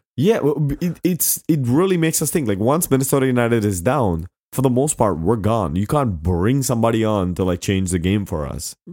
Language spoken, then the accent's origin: English; India; moved away; I grew up in India